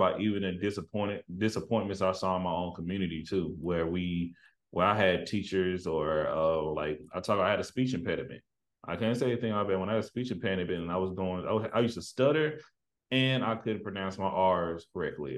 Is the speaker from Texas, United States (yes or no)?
yes; Tyler, Texas, United States; moved away; growing up in East Texas